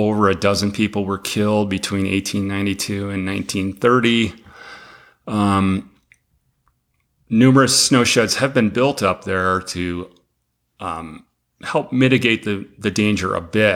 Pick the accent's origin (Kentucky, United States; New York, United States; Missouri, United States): New York, United States; Western; moved away as an adult; also born or lived in Colorado; now in Montana, United States; I'm originally from Western New York. Moved out west, though, as soon as I could